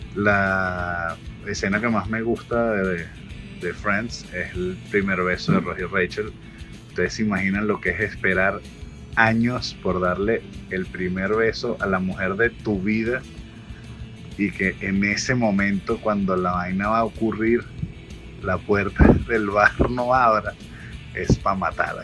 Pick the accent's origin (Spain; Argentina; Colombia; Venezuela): Venezuela; nací en Venezuela